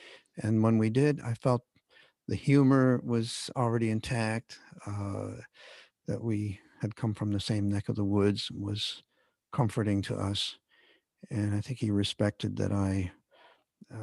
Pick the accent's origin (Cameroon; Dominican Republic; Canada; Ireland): Canada; as a Canadian kid